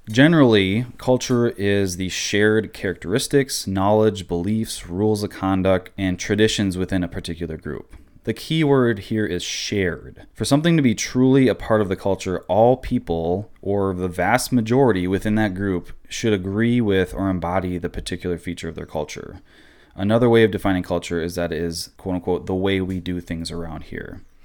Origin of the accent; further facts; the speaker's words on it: Midwest, United States; I am American. I was born in America